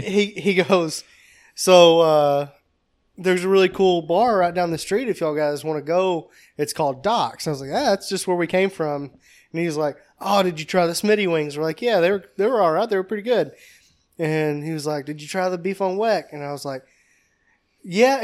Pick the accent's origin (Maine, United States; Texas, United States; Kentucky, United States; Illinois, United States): Kentucky, United States; We're from Kentucky.